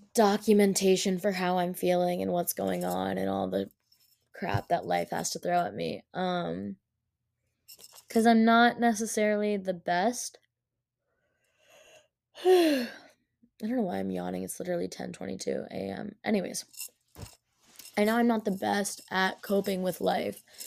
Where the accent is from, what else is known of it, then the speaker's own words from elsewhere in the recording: Rhode Island, United States; as a person who has was born and raised in Rhode Island